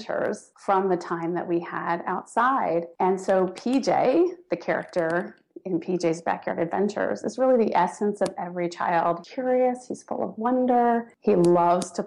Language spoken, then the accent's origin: English; Washington, District of Columbia, United States; I grew up in the Washington, D.C. area, went to school, stayed there most of my adult life